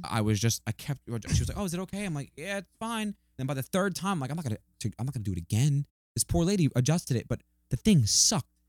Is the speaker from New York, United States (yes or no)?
yes; New York, United States; moved away; we're from New York